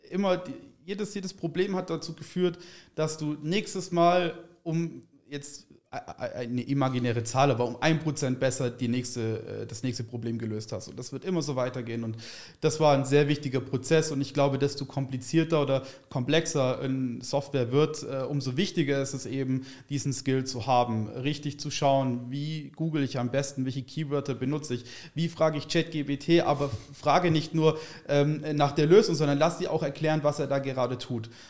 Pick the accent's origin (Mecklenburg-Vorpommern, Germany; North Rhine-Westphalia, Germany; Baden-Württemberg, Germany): Baden-Württemberg, Germany; ich komme aus der Richtung vom äh, Stuttgart, aus dem